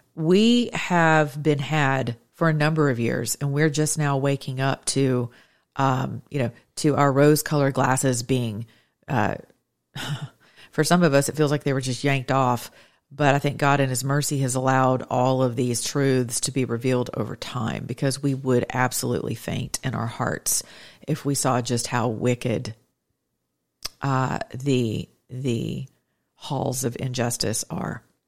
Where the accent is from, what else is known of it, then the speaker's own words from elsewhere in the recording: United States; as an American citizen